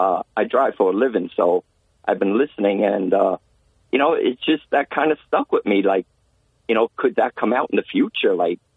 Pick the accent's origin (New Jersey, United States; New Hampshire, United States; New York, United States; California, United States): New York, United States; Bronx; I'm originally from the Bronx, so I remember when Giuliani came in, he merged housing, transit, you know, with NYPD, they all became one.